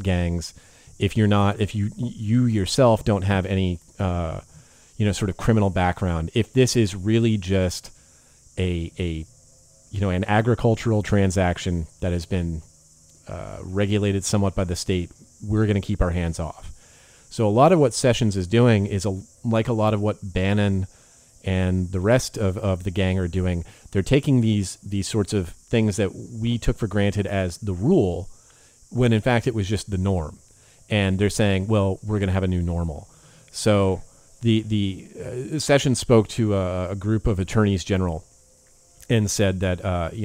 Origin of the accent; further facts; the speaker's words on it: California, United States; I grew up with in California